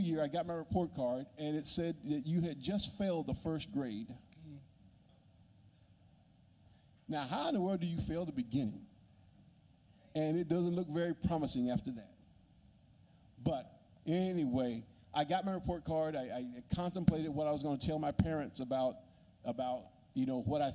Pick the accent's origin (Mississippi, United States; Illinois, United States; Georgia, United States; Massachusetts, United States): Mississippi, United States; Magee; also born or lived in Mendenhall, Mississippi; I grew up in McGee, Mississippi, which is about 40 miles south of Jackson.